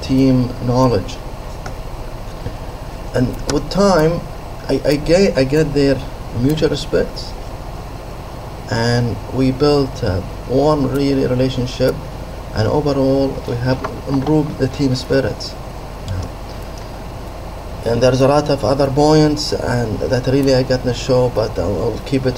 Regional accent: Saudi Arabia; I'm from Saudi Arabia.

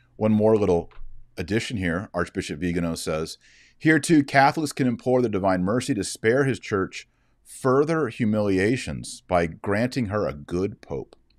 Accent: United States; I'm an American

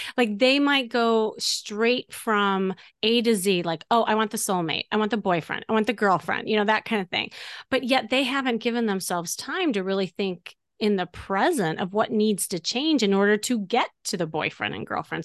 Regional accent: Chicago, Illinois, United States; moved away as an adult; now in Los Angeles, United States; from Chicago

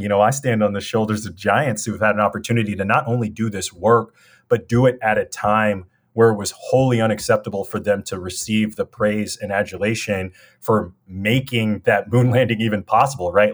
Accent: Los Angeles, California, United States; I'm a kid from South Central L A. We grew up with nothing

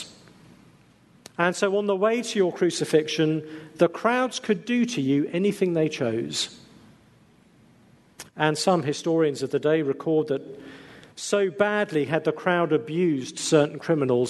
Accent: England, United Kingdom; being English

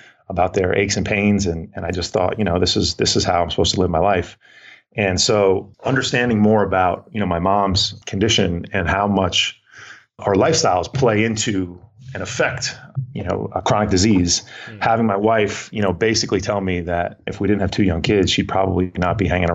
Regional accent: Bergen County, New Jersey, United States; also born or lived in Vermont; Born and raised in New Jersey, Bergen County, New Jersey, just outside of New York City

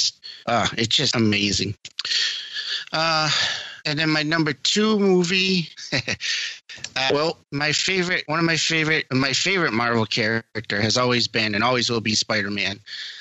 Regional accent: Massachusetts, United States; I'm from Massachusetts

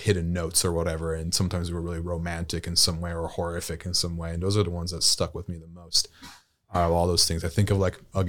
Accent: Italy; moved away as an adult; Yeah, I was born in Italy and was raised in Italy, and I moved here for college. My mother's American, so I learned English at a very young age.

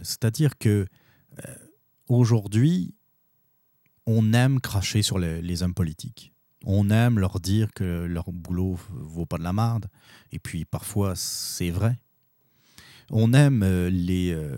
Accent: Quebec, Canada; nous, notre identité, en tant que Québécois

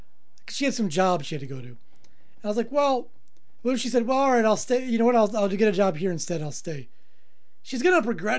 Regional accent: South Africa; I'm from South Africa.

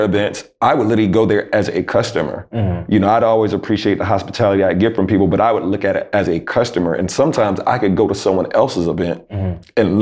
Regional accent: Jacksonville, North Carolina, United States; I'm from Jacksonville, North Carolina

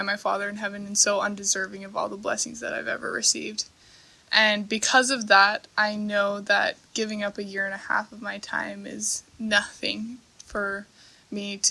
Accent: Provo, Utah, United States; I'm originally from Provo, Utah

